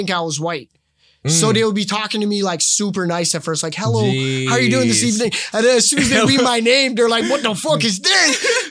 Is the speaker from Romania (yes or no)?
no; Palestine; now in Canada; Growing up in Palestine and seeing, like, being in that, like, middle of that conflict and all that stuff is a little different, right?